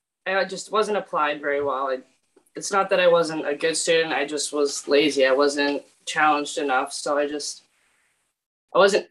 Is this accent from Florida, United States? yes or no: no; Portland, Maine, United States; now in Scarborough, United States; I'm originally from Portland, Maine, and I reside in Scarborough now